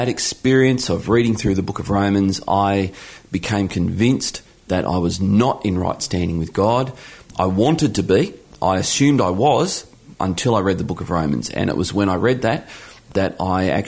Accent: Geelong, Victoria, Australia; now in Launceston, Australia; I was born in Geelong, Victoria, back when Geelong won its only grand final in the 1960s. So I grew up in Geelong

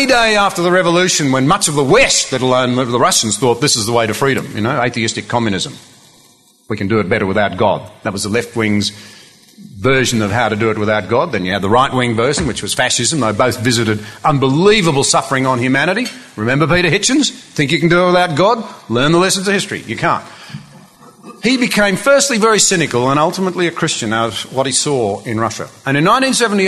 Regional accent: Australia; our fellow Australians

